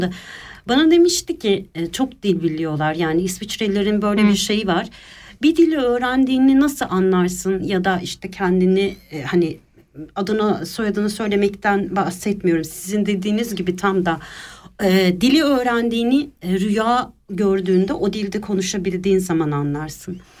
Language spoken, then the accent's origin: Turkish; Istanbul, Turkey; moved away as an adult; now in Switzerland; İstanbul'da doğdum, büyüdüm